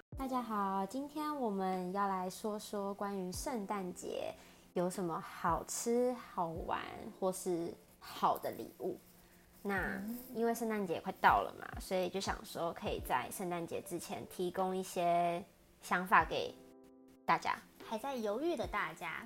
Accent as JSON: {"language": "Chinese", "region": "Taipei", "country": "Taiwan", "said": "像我是台北人"}